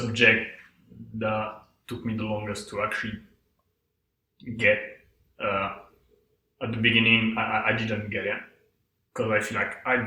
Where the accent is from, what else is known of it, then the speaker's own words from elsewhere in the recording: south of France, France; moved away; I come from, like, the south of France, in a small town, like 1,500 people ish.